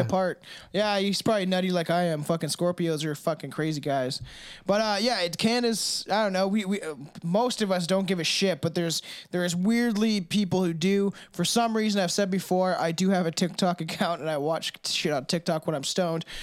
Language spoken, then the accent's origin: English; Canada; I'm a Canadian